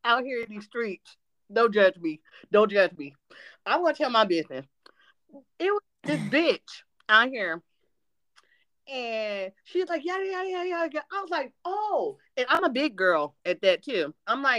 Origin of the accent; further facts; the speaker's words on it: Ohio, United States; now in Tennessee, United States; I live in Tennessee, but I'm from Ohio